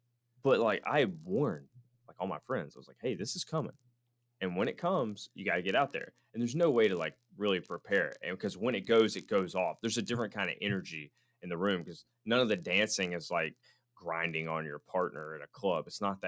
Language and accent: English; United States; as an American guy who wasn't trained in these rhythms and these dances that they're doing